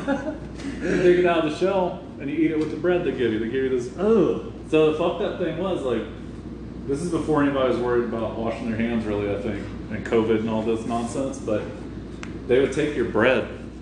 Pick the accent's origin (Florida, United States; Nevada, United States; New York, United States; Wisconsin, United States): Florida, United States; So it was he's from California, I'm from Florida, me and him, whatever.